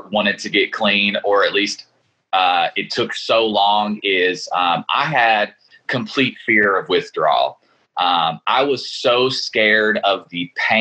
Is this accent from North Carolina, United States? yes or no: no; Lexington, Kentucky, United States; I'm born and raised in Lexington, Kentucky.